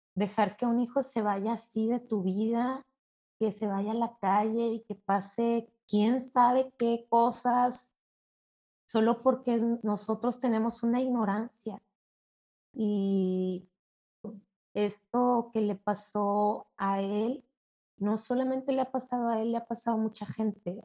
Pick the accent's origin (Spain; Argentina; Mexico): Mexico; Mexico City; yo soy de la Ciudad de México, soy mexicana